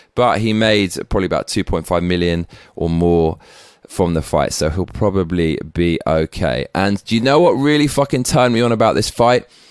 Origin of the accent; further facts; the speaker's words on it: England, United Kingdom; now in Tokyo, Japan; We fucking love you over here in Tokyo and back in my home country of England